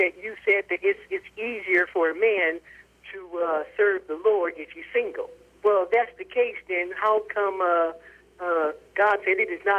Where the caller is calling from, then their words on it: Murray, Utah, United States; I'm calling from Murray, Utah.